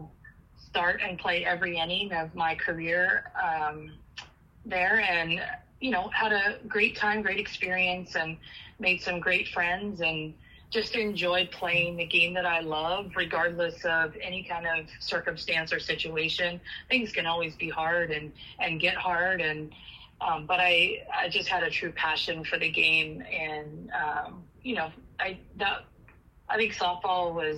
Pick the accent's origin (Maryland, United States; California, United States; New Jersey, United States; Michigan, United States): California, United States; Sonora; moved away as an adult; also born or lived in Chico, California; I'm originally from Sonora, which is about 3.5 hours from Chico, and it's in the Sierra Nevadas, kind of on the west side of Yosemite up in the Sierra Nevadas